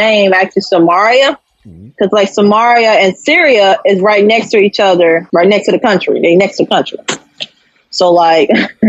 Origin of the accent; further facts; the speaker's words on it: Pulaski, Illinois, United States; I'm actually from Pulaski, Illinois. So, like, southern Illinois.